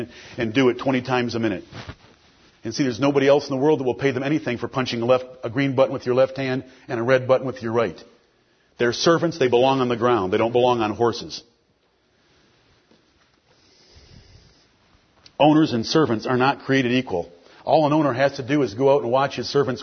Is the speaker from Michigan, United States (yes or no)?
yes; Detroit, Michigan, United States; I'm from Detroit, Michigan